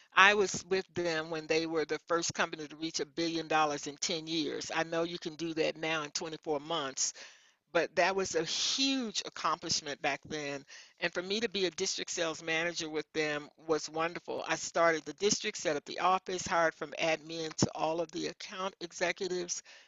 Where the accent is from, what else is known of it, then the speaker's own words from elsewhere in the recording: Memphis, Tennessee, United States; I grew up in Memphis, Tennessee, and I was the youngest of my mom's six children